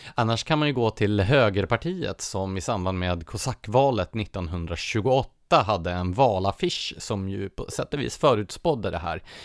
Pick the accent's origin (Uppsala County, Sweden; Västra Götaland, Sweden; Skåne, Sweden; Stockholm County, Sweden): Stockholm County, Sweden; Nacka; min hemkommun, Nacka.